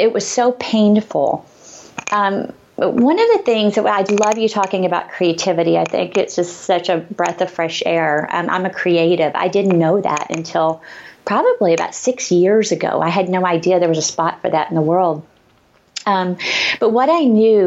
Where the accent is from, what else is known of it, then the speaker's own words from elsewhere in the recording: Arkansas, United States; accent: Southern; moved away; I grew up in Arkansas in a little tiny town, super conservative